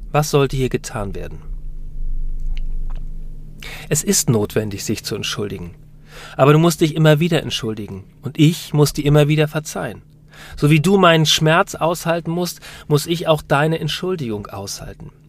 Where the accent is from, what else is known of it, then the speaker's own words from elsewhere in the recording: United Kingdom; born there; Wir sind beide in Großbritannien geboren.